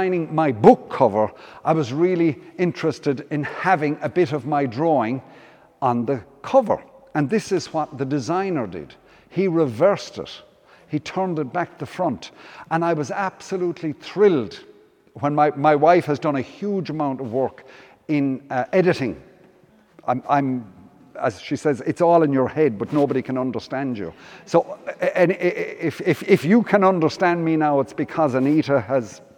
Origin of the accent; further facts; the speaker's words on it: County Limerick, Ireland; I'm from County Limerick, very near a place called Loch Gur